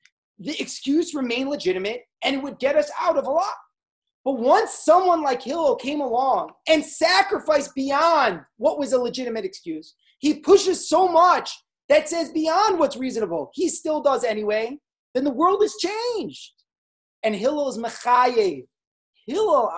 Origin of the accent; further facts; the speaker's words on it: United States; as a good Jewish boy growing up in America